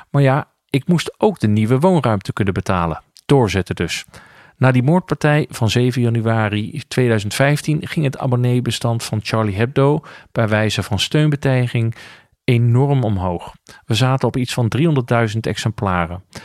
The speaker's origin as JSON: {"language": "Dutch", "town": "Ermelo", "region": "Gelderland", "country": "Netherlands", "tie": "born or raised there", "said": "Ik groeide op in Ermelo in een gereformeerd gezin."}